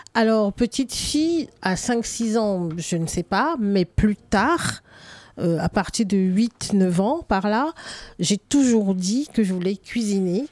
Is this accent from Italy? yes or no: no; Littoral, Cameroon; moved away as an adult; now in France; j'ai grandi au Cameroun, je suis arrivée en France adulte